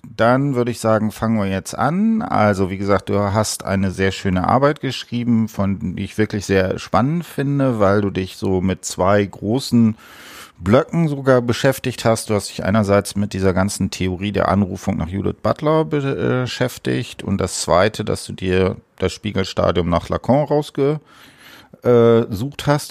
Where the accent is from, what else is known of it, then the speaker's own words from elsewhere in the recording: Osnabrück, Lower Saxony, Germany; ich komme auch aus Osnabrück